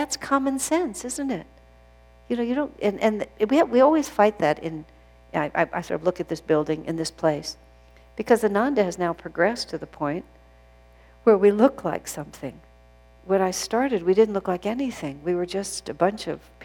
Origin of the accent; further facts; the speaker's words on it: United States